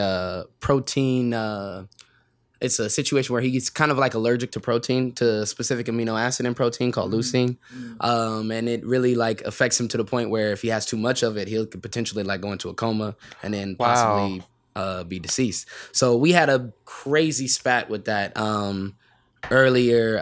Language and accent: English; San Bernardino, California, United States; I grew up in San Bernardino uh, most of my like young life